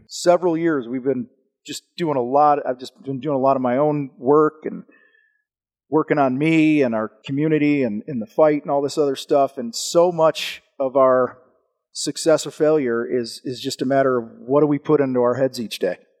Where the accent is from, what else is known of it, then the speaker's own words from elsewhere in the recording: Wheaton, Illinois, United States; I grew up outside of Chicago, a town called Wheaton